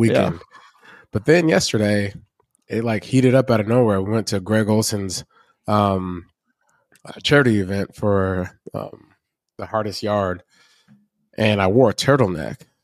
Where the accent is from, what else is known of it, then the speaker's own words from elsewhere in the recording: Lacey, Washington, United States; moved away as an adult; also born or lived in Olympia, Washington; I was the kid that went to high school, um, in Olympia, uh, Lacey Washington